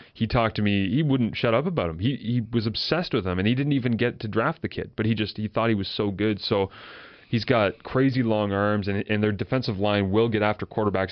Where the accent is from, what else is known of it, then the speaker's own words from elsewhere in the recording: Kingston, Ontario, Canada; I grew up in Kingston